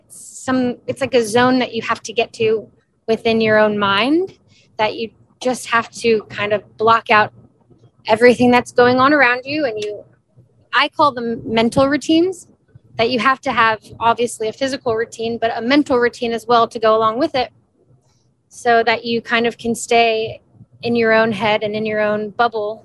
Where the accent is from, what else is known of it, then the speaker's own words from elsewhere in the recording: Houston, Texas, United States; moved away as an adult; also born or lived in Baton Rouge, Louisiana; I am a Texas native. I grew up in Houston